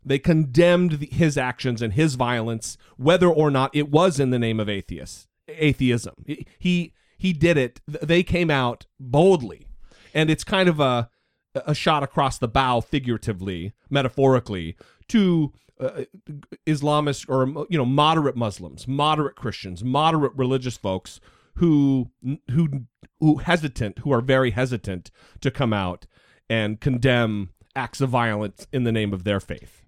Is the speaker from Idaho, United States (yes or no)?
yes; northern Idaho, United States; I grew up in northern Idaho